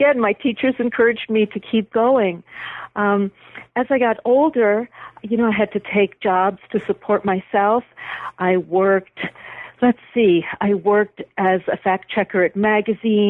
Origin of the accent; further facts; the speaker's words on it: Buffalo, New York, United States; moved away; I was back in my hometown, Buffalo, visiting my parents